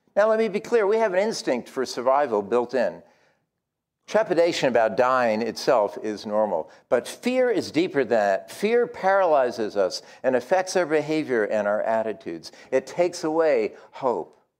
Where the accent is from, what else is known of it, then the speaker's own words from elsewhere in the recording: New England, United States; I am from New England